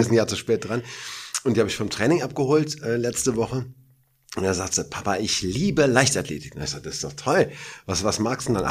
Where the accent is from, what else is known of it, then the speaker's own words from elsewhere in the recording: Hergershausen, Hesse, Germany; in Hergershausen, meinem Heimatdorf